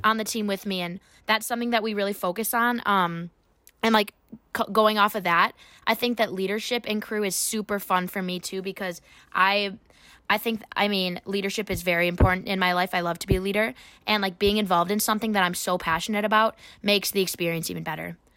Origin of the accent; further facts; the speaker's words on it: Waunakee, Wisconsin, United States; now in Madison, United States; I am from Wanakee, Wisconsin, in high school, um, which is just fifteen minutes away from here